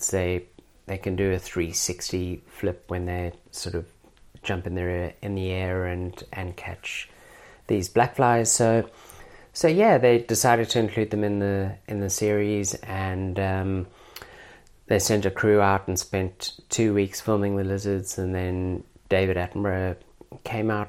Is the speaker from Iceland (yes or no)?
no; South Africa; now in Australia; I'm obviously originally from South Africa. Every Australian is pretty good at um, picking my accent.